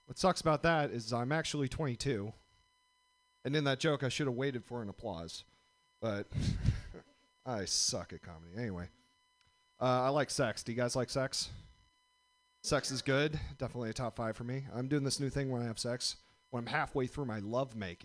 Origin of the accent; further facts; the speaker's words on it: Indiana, United States; I am from Indiana. Just moved back here